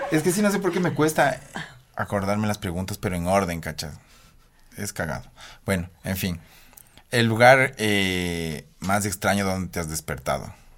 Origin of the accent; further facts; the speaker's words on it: Ambato, Tungurahua, Ecuador; now in Baños de Agua Santa, Ecuador; regresé no a Ambato, que de ahí soy